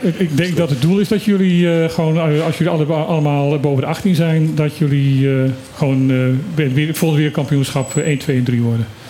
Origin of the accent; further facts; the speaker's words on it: Netherlands; wij zijn gewoon als Nederlanders